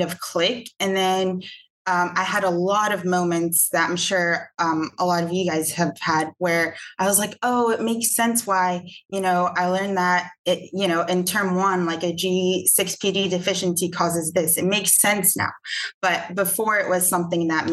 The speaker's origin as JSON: {"language": "English", "town": "Atlanta", "region": "Georgia", "country": "United States", "said": "I'm from Atlanta, Georgia"}